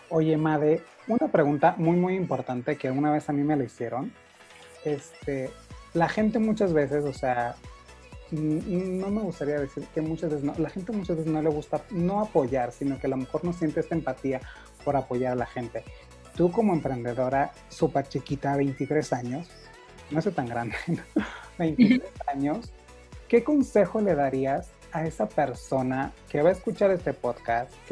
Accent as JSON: {"language": "Spanish", "region": "Sonora", "country": "Mexico", "said": "Es un producto 100% mexicano, sonorense, que yo soy de Sonora, de verdad, y tenemos"}